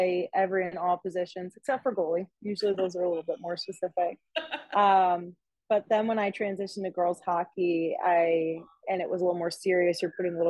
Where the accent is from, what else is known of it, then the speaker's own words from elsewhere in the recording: Michigan, United States; moved away; I'm also originally from Michigan